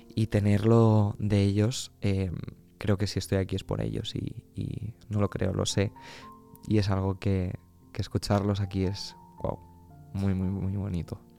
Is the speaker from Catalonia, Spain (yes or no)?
no; Albacete, Castilla-La Mancha, Spain; now in Madrid, Spain; Yo que soy de Albacete